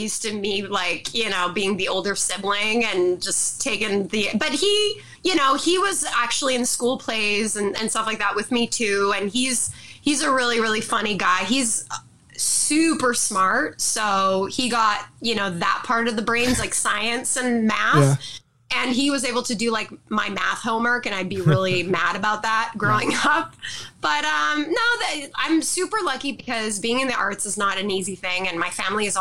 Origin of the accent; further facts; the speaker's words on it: Montreal, Quebec, Canada; I was born on a cold day in March. in Montreal, Quebec, Canada.